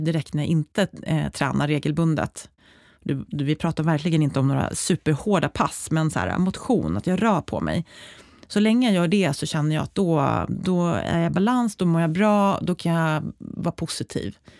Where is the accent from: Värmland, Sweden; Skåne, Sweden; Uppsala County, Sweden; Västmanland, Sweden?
Uppsala County, Sweden; Uppsala; fick jobb på en, ett företag i Uppsala, där jag är uppväxt